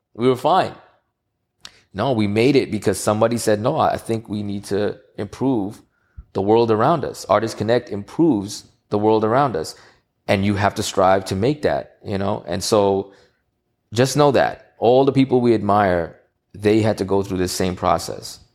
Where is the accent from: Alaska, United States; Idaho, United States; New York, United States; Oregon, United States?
New York, United States; New York City; in Queens, New York. I'm from Queens